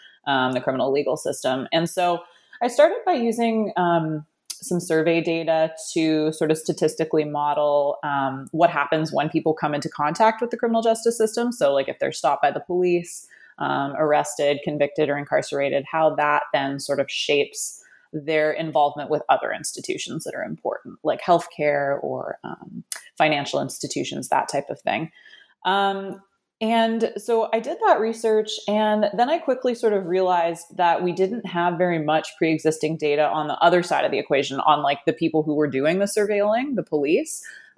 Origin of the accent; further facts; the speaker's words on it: Canada; now in United States; growing up in Canada, there's a lot of similarities between Canada and the U.S.